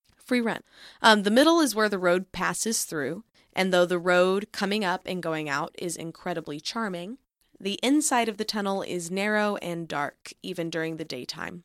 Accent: Grapevine, Texas, United States; based in Great Vine, Texas, which is, of course, where I'm from

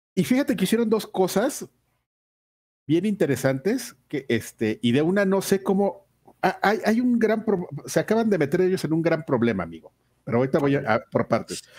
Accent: Mexico; Yo soy un puro mexicano, nacido en esta tierra, en esta hermosa tierra, mi linda nación.

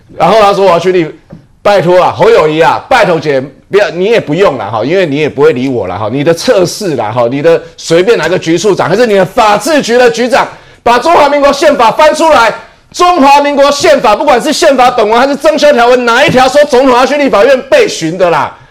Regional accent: Taiwan; 还好我们台湾人没有被他骗

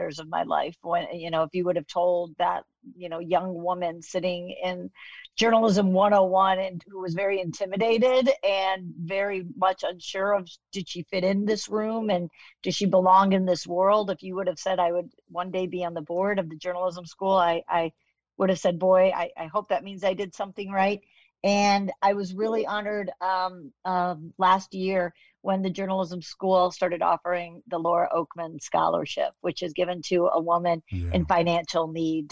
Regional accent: Chicago, Illinois, United States; moved away; also born or lived in Kansas; I'm a Chicago girl, but I went to the University of Kansas. So I adopted, you know, I have a little bit of Kansas in me, but Chicago is really my foundation

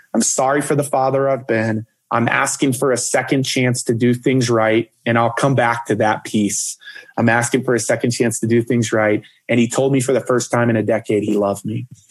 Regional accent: Dallas, Texas, United States; I grew up in Dallas, Texas with my parents

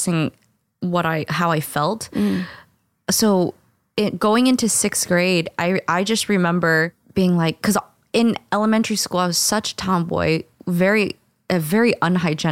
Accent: St. Louis, Missouri, United States; I'm from St. Louis

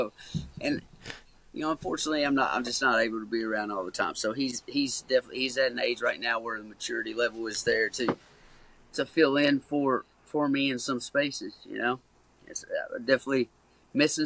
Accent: Caneyville, Kentucky, United States; Growing up in Caneyville, Kentucky, is a small town

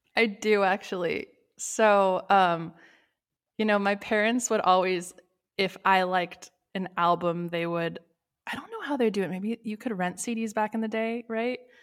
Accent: Los Angeles, California, United States; moved away as an adult; also born or lived in Sherman Oaks / Tarzana; now in Massachusetts, United States; I'm born and raised Los Angeles.

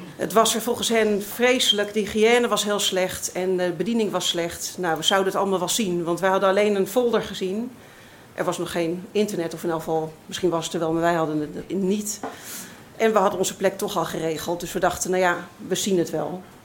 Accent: Amsterdam, North Holland, Netherlands; ik uit Amsterdam kwam

